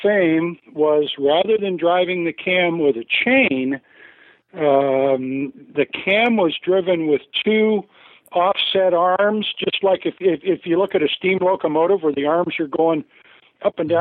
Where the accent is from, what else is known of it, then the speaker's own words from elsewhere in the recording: Canada; moved away; where I grew up in Canada